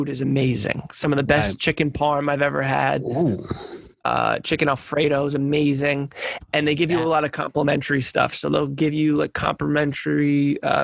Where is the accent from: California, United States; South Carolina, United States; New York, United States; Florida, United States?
New York, United States; My family's from New York. I was born in New York